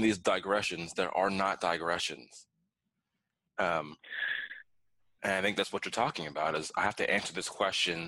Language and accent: English; Baltimore, Maryland, United States; I'm a kid from Baltimore